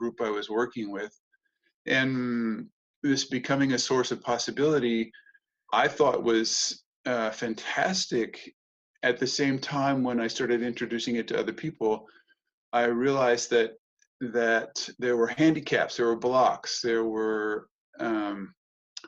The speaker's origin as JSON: {"language": "English", "country": "United States", "also_born_or_lived": "Germany / Hamburg", "moved": "as an adult", "said": "being an American"}